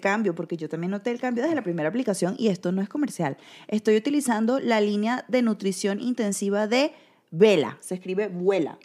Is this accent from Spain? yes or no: no; Venezuela; now in Mexico